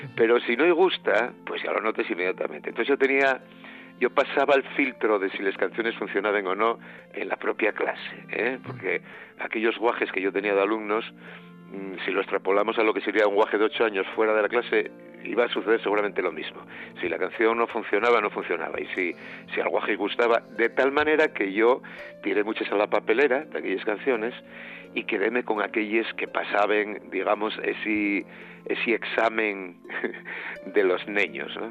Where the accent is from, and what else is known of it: Siero, Asturias, Spain